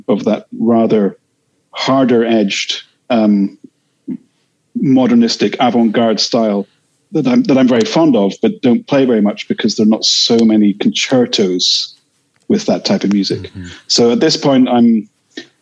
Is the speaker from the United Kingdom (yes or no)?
yes; Edinburgh, Scotland, United Kingdom; growing up in Edinburgh in the 80s